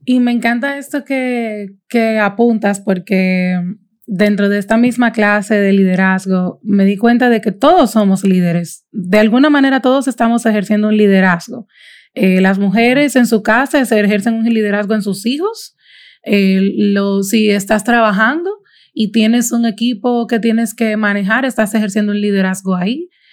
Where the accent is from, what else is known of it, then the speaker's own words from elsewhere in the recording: Dominican Republic; soy dominicana, vivo en Santo Domingo